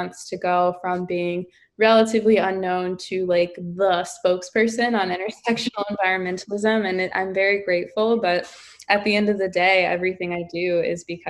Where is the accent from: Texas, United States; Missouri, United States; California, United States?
Missouri, United States; St. Louis; moved away; I lived in St. Louis, Missouri. I lived right outside of Ferguson